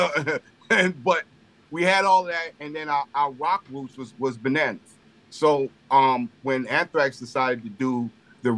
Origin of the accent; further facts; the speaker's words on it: Long Island, New York, United States; growing up on Long Island